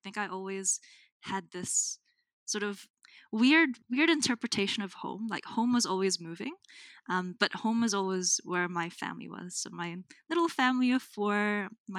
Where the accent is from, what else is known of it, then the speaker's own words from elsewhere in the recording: Auckland, New Zealand; also born or lived in Manila, Philippines / Antipolo, Rizal, Philippines / Brisbane, Australia; now in Hamilton, New Zealand; I was born in Manila, which is one of the biggest cities in the Philippines, and raised in Tamaki Makaurau, Auckland.